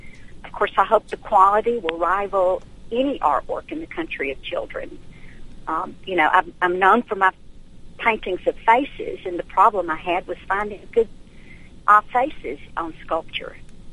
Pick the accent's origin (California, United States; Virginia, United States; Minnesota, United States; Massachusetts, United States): Minnesota, United States; Duluth; I was born and raised in Duluth, and Duluth was named one of the top five most patriotic towns in America.